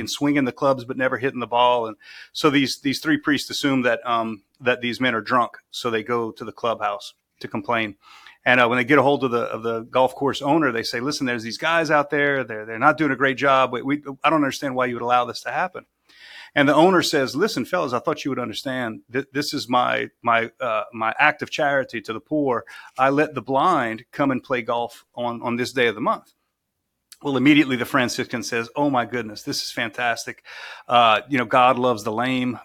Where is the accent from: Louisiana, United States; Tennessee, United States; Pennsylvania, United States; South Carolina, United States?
Louisiana, United States; South; moved away as an adult; born and raised in South Louisiana